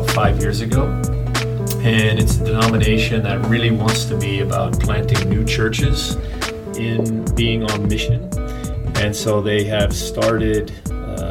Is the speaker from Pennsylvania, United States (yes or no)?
no; Chattanooga, Tennessee, United States; now in West Palm Beach, United States; I grew up in Chattanooga, Tennessee